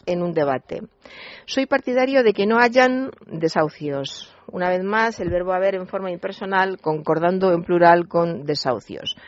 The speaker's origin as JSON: {"language": "Spanish", "town": "Toledo", "region": "Castilla-La Mancha", "country": "Spain", "said": "yo soy toledana"}